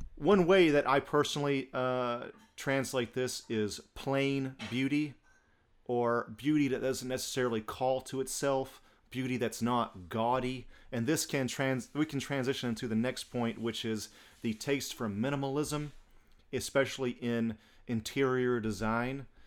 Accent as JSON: {"language": "English", "country": "United States", "also_born_or_lived": "Japan", "moved": "as an adult", "said": "I'm from Alabama and Georgia"}